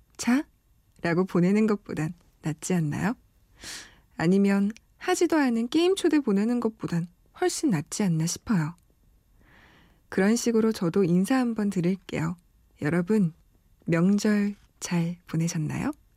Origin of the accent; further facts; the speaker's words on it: Busan, South Korea; moved away; 저는 부산 사람으로서